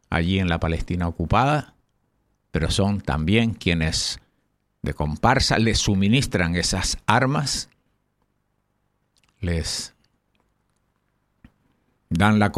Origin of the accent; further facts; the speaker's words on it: Canary Islands, Spain; Tú sabes que aquí los canarios somos medio cubanos y medio canarios.